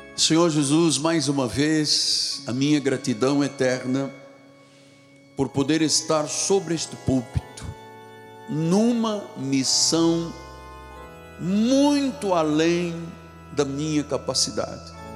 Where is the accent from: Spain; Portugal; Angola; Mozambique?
Angola; Luanda, Luanda Province; moved away; Eu não nasci aqui, vocês sabem, eu nasci em África, em Angola, em Luanda